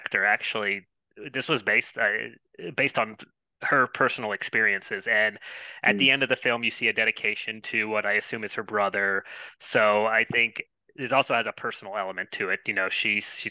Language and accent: English; Atlanta, Georgia, United States; growing up in the Atlanta area